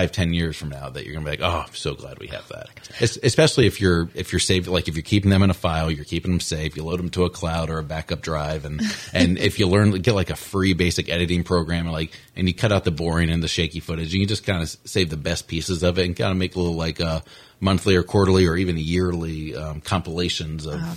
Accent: St. Augustine, Florida, United States; we're from St. Augustine

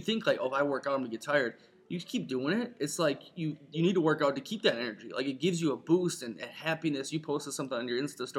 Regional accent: Ireland; I'm Irish.

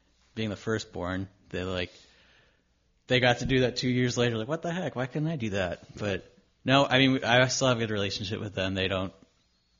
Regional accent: Lakewood, California, United States; I grew up in Lakewood, still in the same house that I grew up

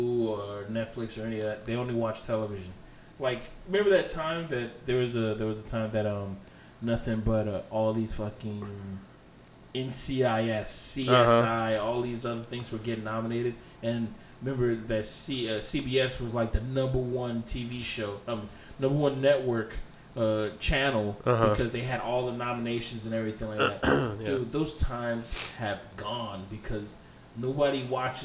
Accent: United States

